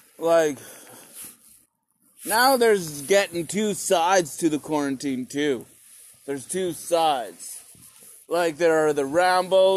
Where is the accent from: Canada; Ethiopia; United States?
Canada; a Canadian citizen